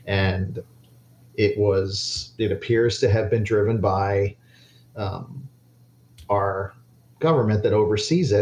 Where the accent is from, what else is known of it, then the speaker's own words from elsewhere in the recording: Miami, Florida, United States; when I grew up in Miami, when I was a little kid